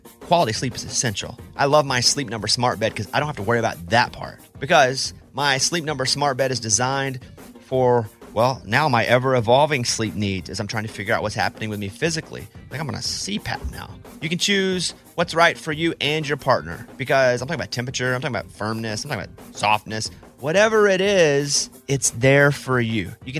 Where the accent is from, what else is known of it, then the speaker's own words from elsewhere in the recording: Arkansas, United States; I grew up in Arkansas.